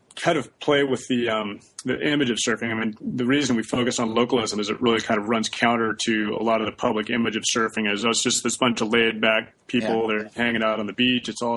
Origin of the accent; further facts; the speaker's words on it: Santa Barbara, California, United States; I was from Santa Barbara also